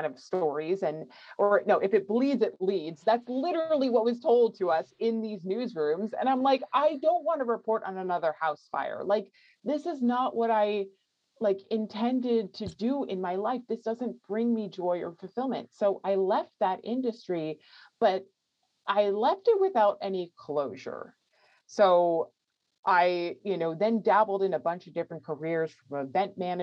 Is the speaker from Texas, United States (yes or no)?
no; New York, United States; moved away as an adult; now in California, United States; I grew up in New York and I was living in New York City